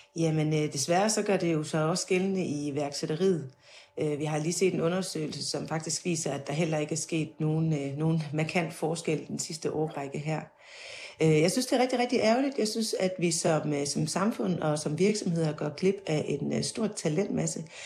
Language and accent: Danish; Denmark; jeg kommer fra Jylland